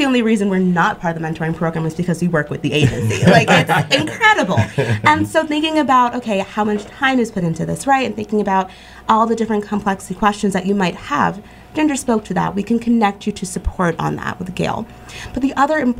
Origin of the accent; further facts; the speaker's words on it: southern New Jersey, United States; moved away as an adult; also born or lived in Missouri; now in Pittsfield, United States; I grew up in a small town in southern New Jersey, about a stone throw away from Philadelphia